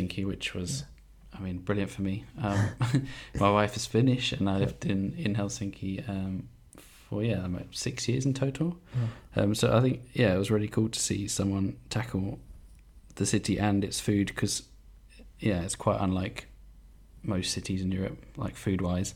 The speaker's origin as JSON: {"language": "English", "region": "England", "country": "United Kingdom", "said": "I'm from England"}